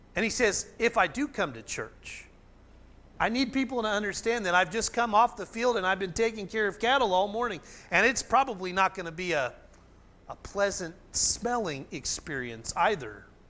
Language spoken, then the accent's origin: English; Oklahoma, United States; growing up in Oklahoma